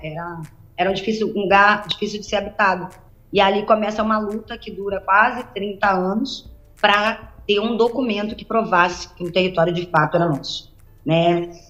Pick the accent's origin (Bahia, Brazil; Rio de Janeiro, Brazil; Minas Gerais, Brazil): Rio de Janeiro, Brazil; Paraty; nascida e criada aqui no Quilombo Campinho da Independência